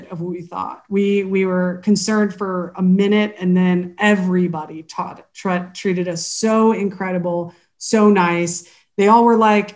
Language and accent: English; Oregon, United States; I was in back home in Oregon